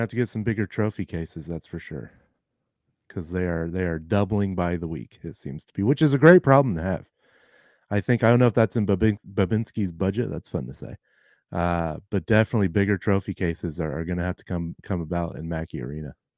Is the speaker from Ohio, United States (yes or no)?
yes; Ohio, United States; born and raised in Ohio, lives in Ohio